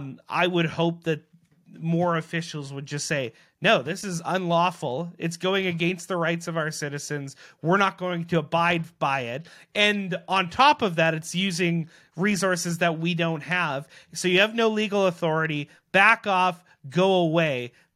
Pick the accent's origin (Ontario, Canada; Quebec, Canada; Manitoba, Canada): Manitoba, Canada; Selkirk; who's actually from the area that I grew up there in Selkirk